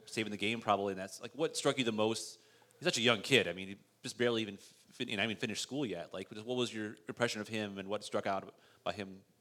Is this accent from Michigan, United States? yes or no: yes; Michigan, United States; I'm from Michigan, so we have a, yeah. a, cottage. We call it cottage in Michigan